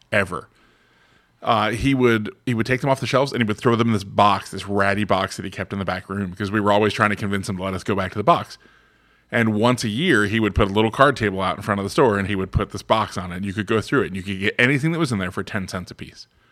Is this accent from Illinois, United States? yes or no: no; Florida, United States; moved away as an adult; now in Westchester County, New York, United States; I'm from Florida